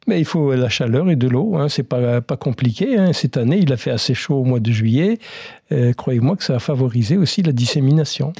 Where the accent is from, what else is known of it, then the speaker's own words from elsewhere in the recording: France; chez nous, en France métropolitaine